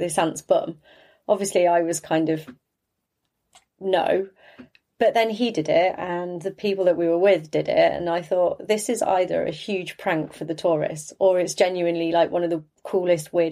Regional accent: near Leicester, East Midlands, United Kingdom; also born or lived in Australia; now in Bristol, United Kingdom; Growing up in the Midlands, you know, in Leicester in particular, which is near where I grew up

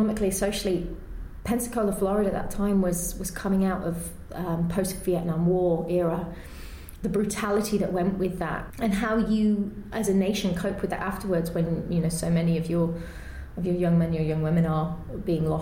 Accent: Yorkshire and the Humber, United Kingdom; moved away as an adult; I grew up in Yorkshire, I grew up in a small town, a small village

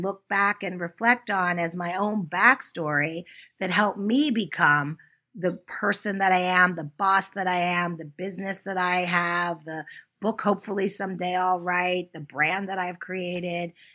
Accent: Pittsburgh, Pennsylvania, United States; I grew up in Pittsburgh and went to private school

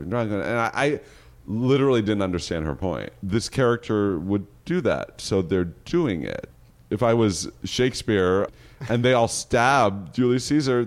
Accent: Berkeley, California, United States; I'm from Berkeley

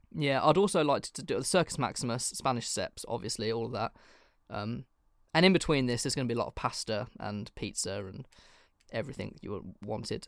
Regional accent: England, United Kingdom; I'm literally English

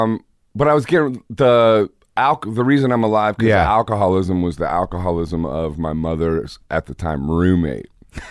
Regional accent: Akron, Ohio, United States; my dad's from Akron, Ohio. I'm from Akron, Ohio.

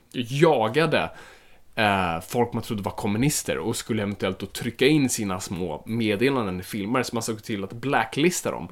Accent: Finland; Jag är finländare

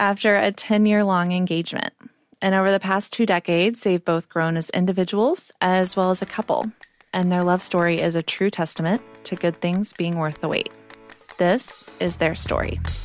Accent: Texas, United States; now in New York City, United States; I grew up in Texas

